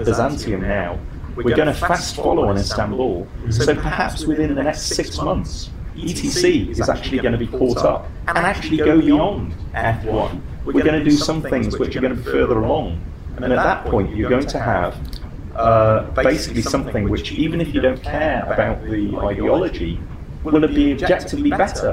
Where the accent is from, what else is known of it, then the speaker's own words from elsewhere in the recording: Vancouver, British Columbia, Canada; my hometown of Vancouver